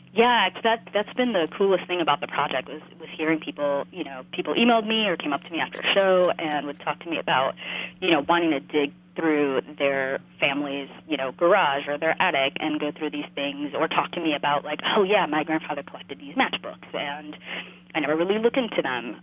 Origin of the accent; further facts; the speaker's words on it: West New York, New Jersey, United States; now in Chicago, United States; I grew up in this town called West New York, and despite its name, it's actually in New Jersey